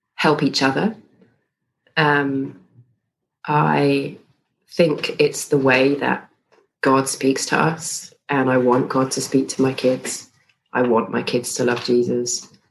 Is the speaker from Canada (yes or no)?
no; United Kingdom; moved away as an adult; now in Stellenbosch, South Africa; I am British, but I'm married to a South African, and we moved here about